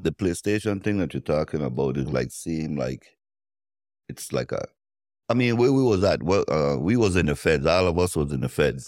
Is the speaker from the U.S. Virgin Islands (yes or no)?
yes; U.S. Virgin Islands; I'm from Saint Thomas